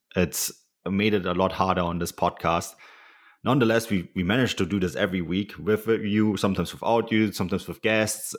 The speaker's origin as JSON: {"language": "English", "country": "Germany", "tie": "born or raised there", "said": "growing up in Germany and, um, supporting the Bundesliga my entire life"}